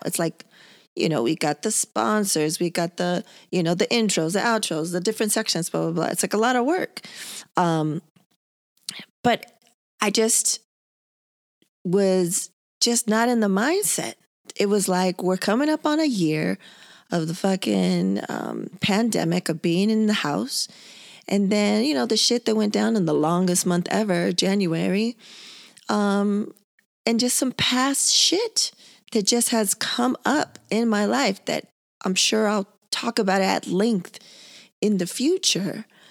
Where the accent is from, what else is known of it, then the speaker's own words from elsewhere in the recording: San Diego, California, United States; born and raised in San Diego, two weeks away from the border